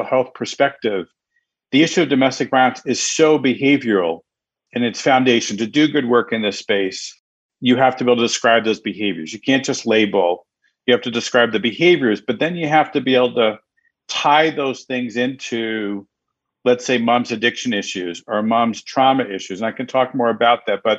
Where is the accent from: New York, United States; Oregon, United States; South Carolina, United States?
New York, United States; New York City; now in Connecticut, United States; normally I'm home based in Connecticut and I grew up in New York City